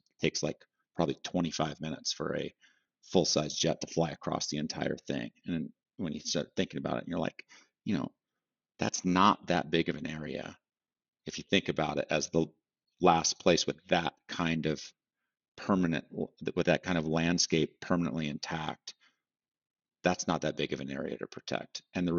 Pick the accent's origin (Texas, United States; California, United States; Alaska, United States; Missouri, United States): Alaska, United States; Healy; moved away; also born or lived in Colorado; lived all over the state. You know, I grew up in Denali Park and went to school in Healy, which is a coal mining town.